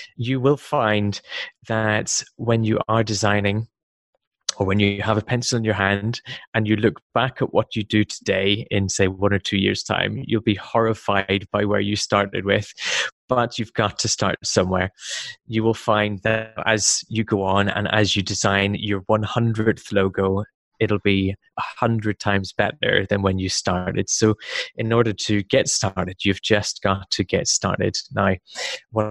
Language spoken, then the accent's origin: English; Belfast, Northern Ireland, United Kingdom; moved away as an adult; also born or lived in Wales; I come from the UK. I was born in Belfast